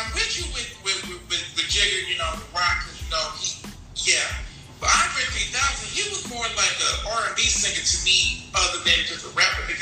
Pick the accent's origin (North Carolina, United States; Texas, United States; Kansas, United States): North Carolina, United States; I'm from the South, and as most young men I know, I'm from North Carolina.